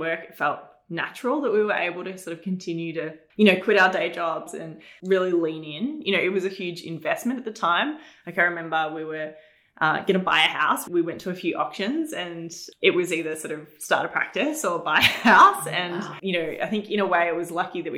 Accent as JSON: {"language": "English", "town": "Berwick", "region": "Victoria", "country": "Australia", "tie": "born or raised there", "said": "I'm from Berwick, which, you know, is very suburban now, but at the time it was very country. Even sort of the main drag of Berwick was very like a farm at the back of my house"}